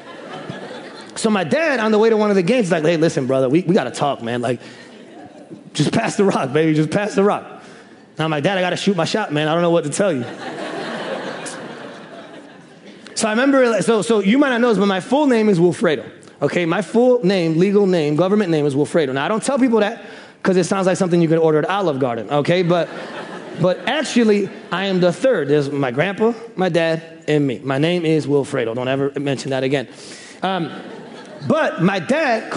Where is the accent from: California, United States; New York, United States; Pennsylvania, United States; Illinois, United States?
Illinois, United States; Bartlett; also born or lived in Chicago, Illinois; I was born in Chicago, and then we moved out to the suburbs when I was around third grade. And there's a Bartlett, Tennessee, and we actually moved out to Bartlett, Illinois